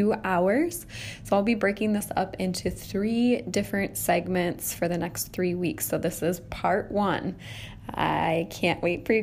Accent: Wisconsin, United States; also born or lived in Minnesota; Yeah, like this is no big deal. I grew up in Wisconsin. I lived in Minnesota.

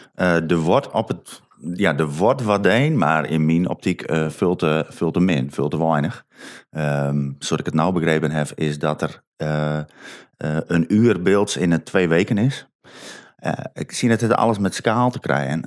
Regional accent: Sint Annaparochie, Friesland, Netherlands; ik kom van Sint-Anne

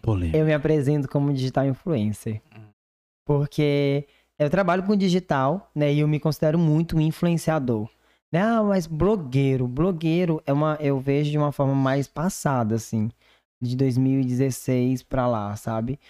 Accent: Divinópolis, Brazil; moved away; lá da minha cidade

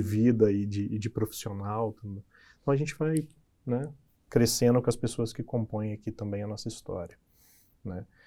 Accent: interior of Minas Gerais, Brazil; eu venho do interior de Minas, uma cidade muito pequena

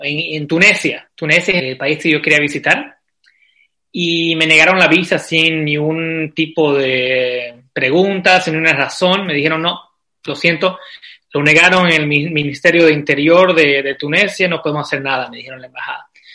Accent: Santa Cruz de la Sierra, Santa Cruz, Bolivia; moved away as an adult; now in Vienna, Austria; Yo, yo soy de Santa Cruz

